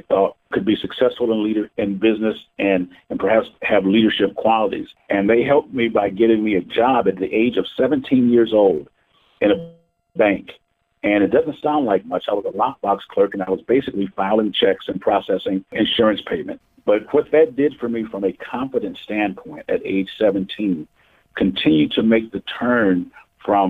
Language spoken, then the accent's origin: English; Milwaukee, Wisconsin, United States; I was born and raised in Milwaukee, Wisconsin